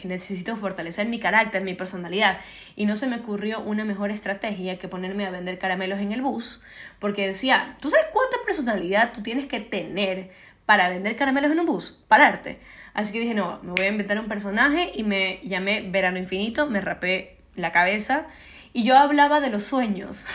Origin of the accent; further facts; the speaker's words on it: Ecuador; Yo nací en Ecuador